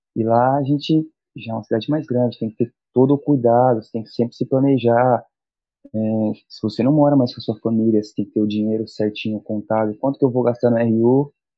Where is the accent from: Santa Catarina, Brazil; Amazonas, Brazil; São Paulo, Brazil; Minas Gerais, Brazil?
São Paulo, Brazil; São Sebastião; moved away as an adult; now in Santos, Brazil; Eu sou de São Sebastião, litoral norte de São Paulo